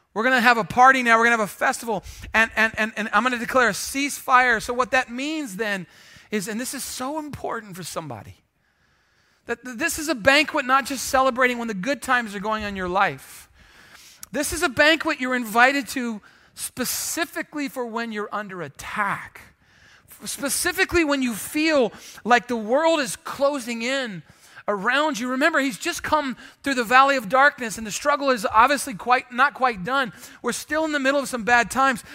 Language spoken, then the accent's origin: English; San Antonio, Texas, United States; if you grew up here like I did